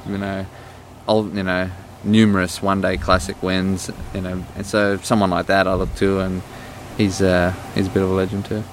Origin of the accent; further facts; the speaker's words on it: Australia; moved away; growing up in Australia, when I was there in my young teens